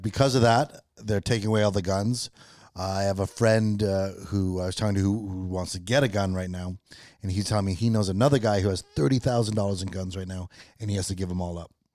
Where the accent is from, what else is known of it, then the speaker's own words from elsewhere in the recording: Canada; as a Canadian